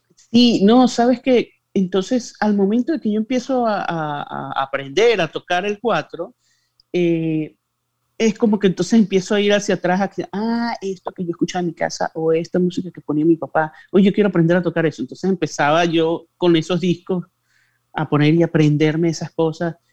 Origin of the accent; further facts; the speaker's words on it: Andean region of Venezuela, Venezuela; moved away as an adult; now in Miami, United States; yo soy andino, pues de la región andina, de la región montañosa de Venezuela